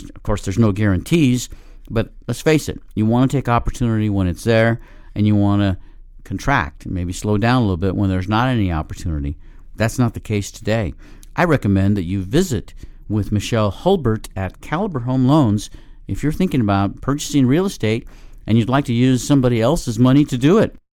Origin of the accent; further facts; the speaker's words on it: Colorado, United States; moved away; I'm a native of Colorado